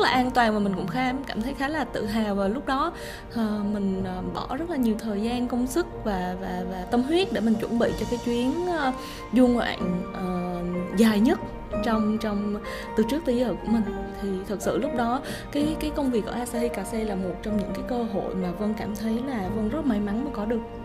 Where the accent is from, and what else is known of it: Vietnam; moved away as an adult; also born or lived in Japan